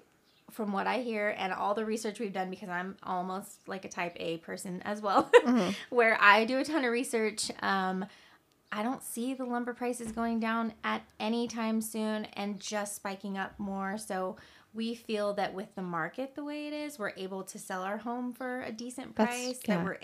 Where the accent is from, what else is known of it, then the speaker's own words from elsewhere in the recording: California, United States; We were so young and had kids young, and we, you know, we came from California. Everything's so expensive.